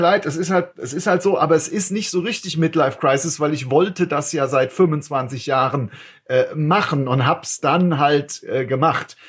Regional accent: Frankfurt, Hesse, Germany; als Frankfurter

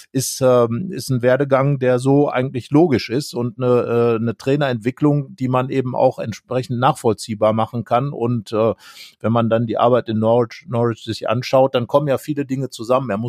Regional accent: Büren, North Rhine-Westphalia, Germany; born there; Im schönen Ort Büren geboren. Das ist, wenn man die A44 hinunterfährt Richtung Kassel, biegt man irgendwann ab

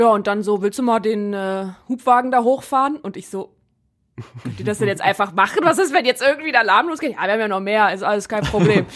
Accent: Rhineland, Germany; now in Essen, Germany; im Rheinland, wo ich herkomme

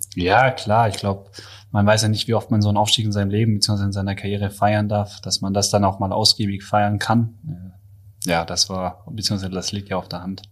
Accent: Pforzheim, Baden-Württemberg, Germany; moved away; also born or lived in Böblingen / Ludwigsburg; Böblingen bin ich zwar geboren, habe mit der Stadt aber sonst gar nichts am Hut. Äh, meine Familie kommt aus Ludwigsburg, beziehungsweise mhm. aufgewachsen bin ich in der Nähe von Pforzheim.

